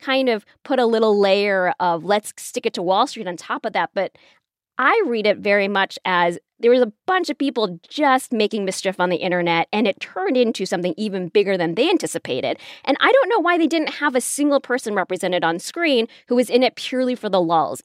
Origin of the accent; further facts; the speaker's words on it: Chicago, Illinois, United States; I'm from Chicago